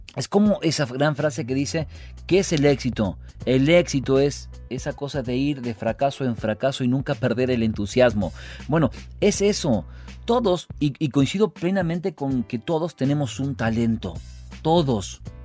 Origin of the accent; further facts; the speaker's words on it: Río Segundo, Córdoba, Argentina; yo soy de Río Segundo, soy nacido ahí